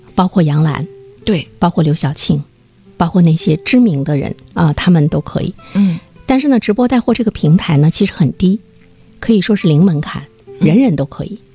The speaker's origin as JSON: {"language": "Chinese", "town": "Dalian", "region": "Liaoning", "country": "China", "said": "我们大连人"}